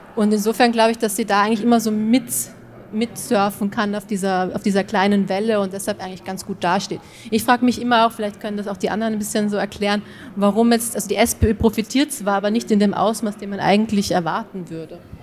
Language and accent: German; Austria; now in Munich, Germany; als Österreicherin jetzt, die sehr viel im, im, in München arbeitet und lebt